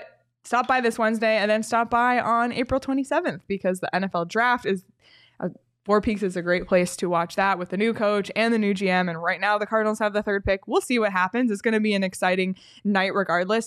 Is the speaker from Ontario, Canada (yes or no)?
yes; Toronto, Ontario, Canada; I'm from Toronto.